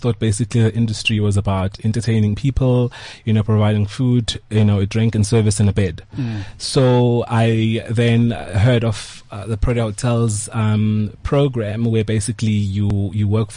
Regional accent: Pietermaritzburg, KwaZulu-Natal, South Africa; I grew up in Maritzburg

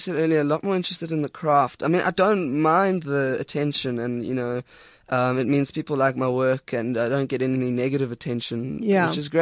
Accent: Durban, KwaZulu-Natal, South Africa; also born or lived in Amanzimtoti; I'm quite a Durbanite, despite I was born in Manzintoti and then I moved on to Durban

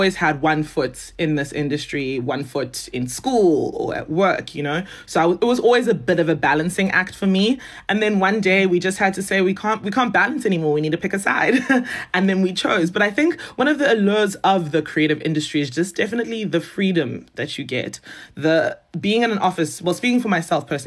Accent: Johannesburg, Gauteng, South Africa; moved away as an adult; also born or lived in Zimbabwe / Nigeria (descent); now in Cape Town, South Africa; I grew up in Johannesburg, did all my schooling there

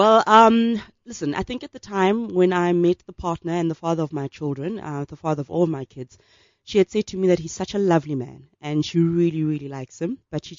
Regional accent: Soweto, Gauteng, South Africa; Okay, so I was sick of school, and we lived in Diepkloof at the time

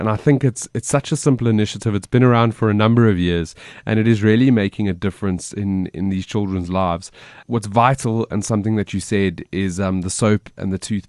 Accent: Johannesburg, Gauteng, South Africa; I'm from Joburg and I see that she's in Cape Town.

